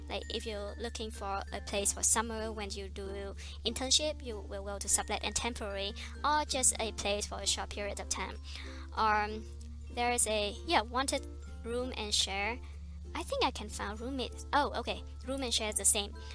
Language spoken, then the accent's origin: English; Vietnam; English is a second language; moved away as an adult; also born or lived in Iowa, United States; now in United States; Vietnamese because I come from Vietnam